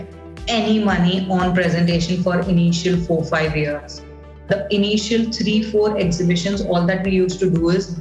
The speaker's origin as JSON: {"language": "English", "town": "Mumbai", "region": "Maharashtra", "country": "India", "said": "I am from Bombay"}